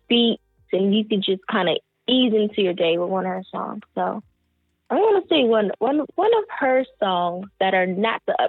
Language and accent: English; Pittsburg, California, United States; also born or lived in San Francisco, California / North Carolina; I am from California, so I'm from the Bay Area. I was born and raised here in like a small town. A lot of people don't know that it even exists, but it's a small town called Pittsburgh